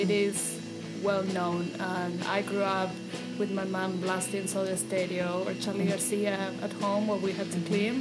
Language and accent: English; Miramar, Buenos Aires Province, Argentina; first language Spanish; English is a second language; moved away as an adult; now in United States; I'm from Buenos Aires, like the province, but I live in Miramar. I was born and raised there. It's a small city at the in the Atlantic coast.